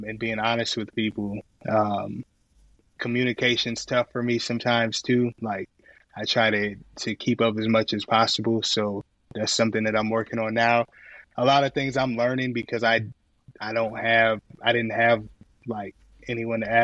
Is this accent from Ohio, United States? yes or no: yes; Akron, Ohio, United States; I was born in Akron, Ohio